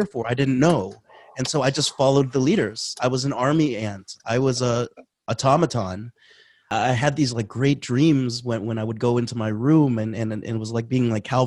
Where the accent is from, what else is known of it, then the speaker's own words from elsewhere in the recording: Florida, United States; I grew up in Florida